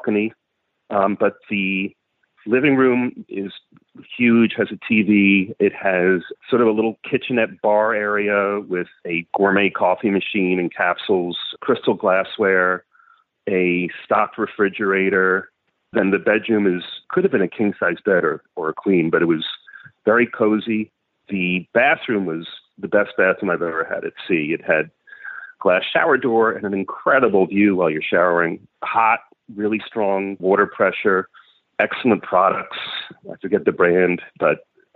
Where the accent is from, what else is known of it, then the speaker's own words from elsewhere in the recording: New York, United States; I'm a New Yorker